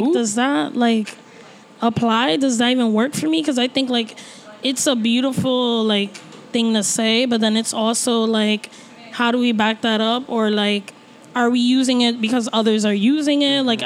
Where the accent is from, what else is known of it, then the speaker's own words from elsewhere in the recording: New York City, New York, United States; I'm from Brooklyn